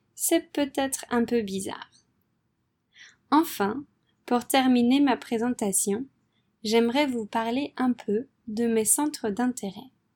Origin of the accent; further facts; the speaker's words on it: France; moved away as an adult; also born or lived in Poland / Vietnam / Philippines; je suis française